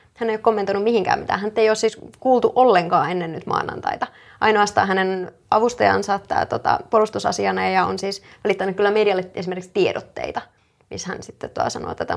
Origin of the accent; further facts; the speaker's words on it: Rauma, Satakunta, Finland; now in Turku, Finland; mä oon Raumalta